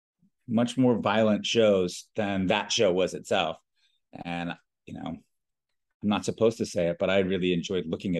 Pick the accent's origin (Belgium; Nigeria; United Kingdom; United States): United States; Reston, Virginia; moved away as an adult; also born or lived in Richmond, Virginia; now in Costa Rica; I grew up in a really small town in Northern Virginia. Actually, all of … grew up in the same town, a place called Reston.